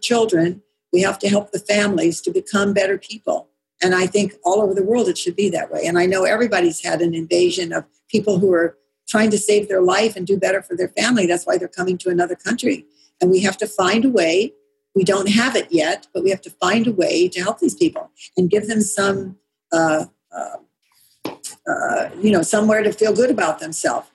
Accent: California, United States; I mean, I grew up in California. I grew up with all kinds of people here

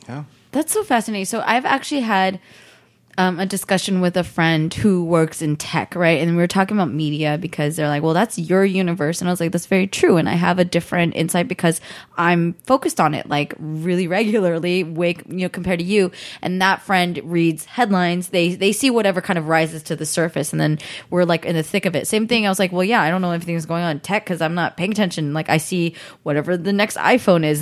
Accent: the Bay Area, California, United States; I grew up in the Bay, like right there

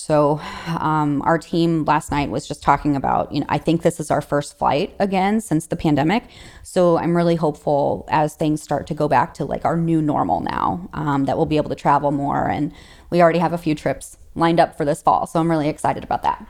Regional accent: St. Louis, Missouri, United States; I'm from Saint Louis, Missouri, and so I'm the only recruiter that sits in Missouri

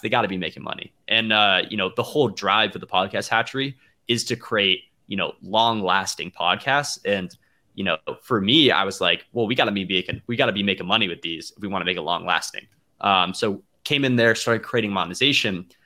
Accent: Atlanta, Georgia, United States; I'm from Atlanta

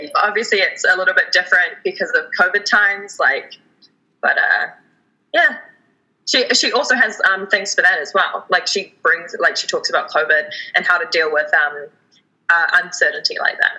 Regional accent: Canada; we have as Canadian citizens

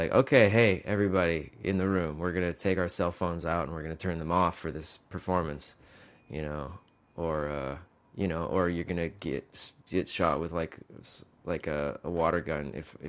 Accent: Mississippi, United States; Well, it wasn't from growing up in Mississippi, that's for sure.

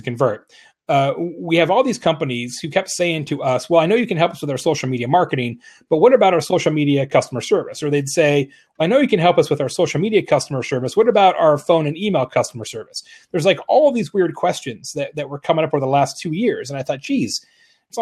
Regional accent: Arizona, United States; moved away; from Arizona originally

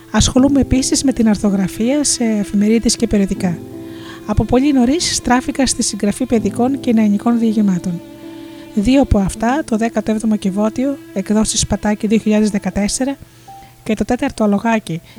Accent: Chalkida, Central Greece, Greece; born there; Γεννήθηκα στη Χαλκίδα και από παιδί μου άρεσε να δημιουργώ χειροποίητα αντικείμενα με υλικά που έβρισκα στη θάλασσα.

